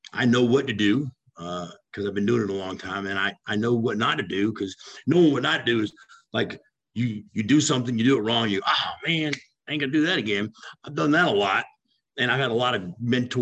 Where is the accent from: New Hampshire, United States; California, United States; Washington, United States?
California, United States; Los Angeles; I grew up in California in Hollywood